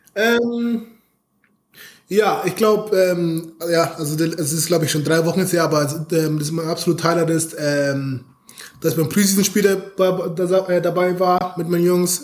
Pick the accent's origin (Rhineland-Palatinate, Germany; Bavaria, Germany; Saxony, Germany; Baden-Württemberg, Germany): Bavaria, Germany; Munich; moved away; ich komme aus München.